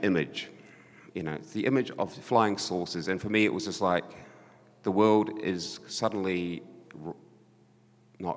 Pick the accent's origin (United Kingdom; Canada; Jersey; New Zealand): New Zealand; Christchurch, Canterbury; my hometown Christchurch